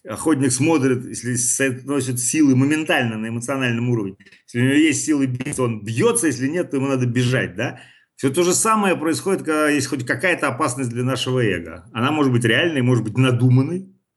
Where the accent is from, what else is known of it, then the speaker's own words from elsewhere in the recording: Saint Petersburg, Russia; как нас в детстве говорили в Питере, «Зыка»